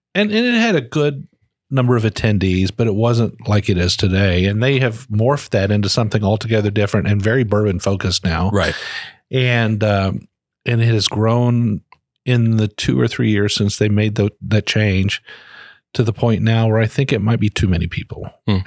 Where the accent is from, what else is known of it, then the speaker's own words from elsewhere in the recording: Ohio, United States; now in Frankfort, United States; I'm originally from Ohio